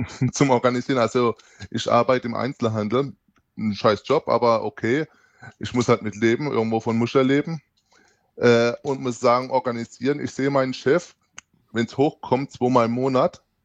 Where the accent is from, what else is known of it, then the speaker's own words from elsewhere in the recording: near Heidelberg, Baden-Württemberg, Germany; ich komme aus dem Südwesten der Bananenrepublik Deutschland um genau zu sein, aus der Nähe von Heidelberg